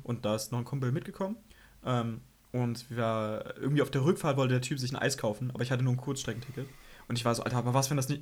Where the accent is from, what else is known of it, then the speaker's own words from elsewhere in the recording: Berlin, Germany; ich komme aus Berlin